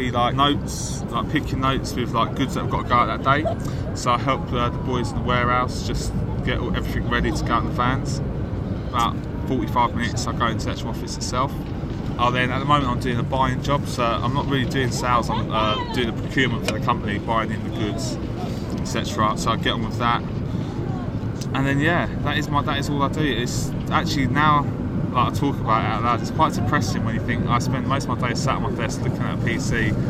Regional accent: London, United Kingdom; I'm a Londoner. Yeah, I'd say. A South Londoner at that.

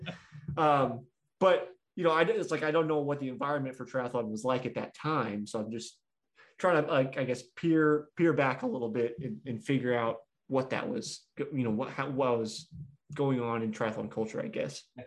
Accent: United States; also born or lived in Kansas City; as an American

